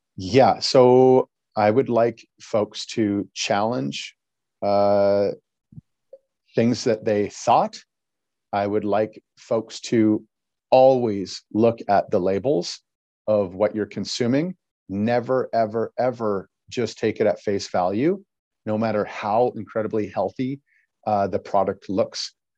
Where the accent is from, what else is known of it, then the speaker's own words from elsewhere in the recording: Battleford, Saskatchewan, Canada; I was raised in the, in the Battle Forts area.